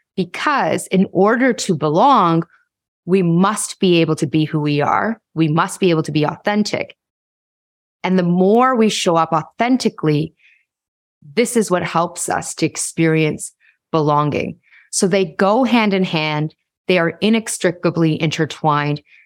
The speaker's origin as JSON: {"language": "English", "town": "Toronto", "region": "Ontario", "country": "Canada", "tie": "born or raised there", "said": "I was born in Toronto along with my siblings, and we had the, had a quintessential child of immigrants upbringing"}